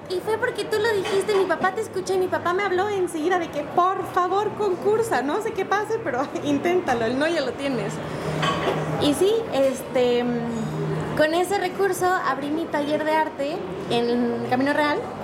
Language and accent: Spanish; Cholula, Puebla, Mexico; Soy poblana, cholulteca